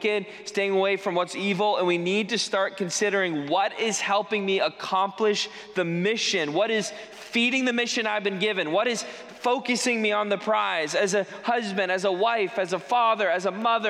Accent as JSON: {"language": "English", "region": "New England", "country": "United States", "tie": "born or raised there", "moved": "yes", "said": "I'm from New England, grew up there."}